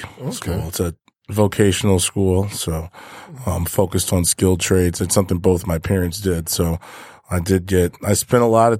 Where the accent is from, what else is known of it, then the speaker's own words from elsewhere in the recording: Michigan, United States; also born or lived in Ohio; yeah, I think we are. I think I'm from Michigan.